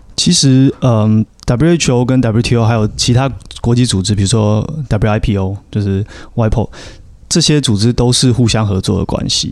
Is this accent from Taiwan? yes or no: yes; Taiwan; 如果是身为台湾人的话